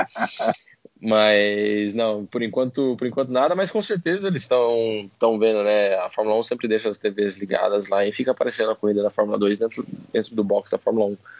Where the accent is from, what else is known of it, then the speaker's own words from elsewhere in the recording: Brazil; como um bom brasileiro